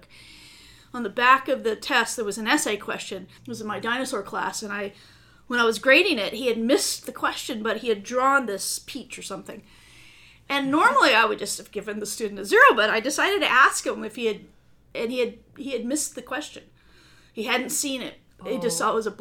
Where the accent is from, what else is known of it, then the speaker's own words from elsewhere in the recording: Santa Barbara, California, United States; moved away; also born or lived in Idaho; I grew up in Santa Barbara, California, in Southern Cal.